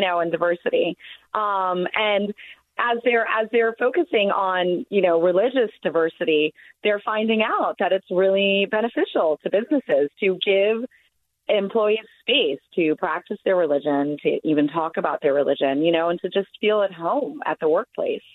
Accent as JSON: {"language": "English", "region": "Deep South", "country": "United States", "tie": "born or raised there", "said": "I grew up in the Deep South myself"}